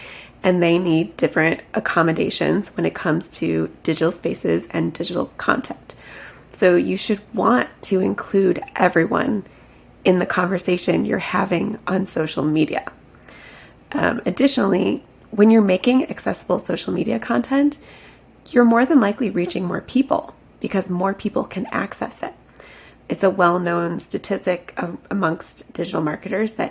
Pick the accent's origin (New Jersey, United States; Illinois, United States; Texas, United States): Illinois, United States; Chicago; moved away as an adult; now in Florida, United States; I'm actually originally from Chicago